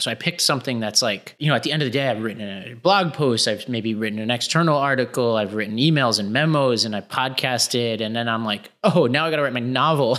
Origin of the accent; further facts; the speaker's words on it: New York City, New York, United States; I grew up in Staten Island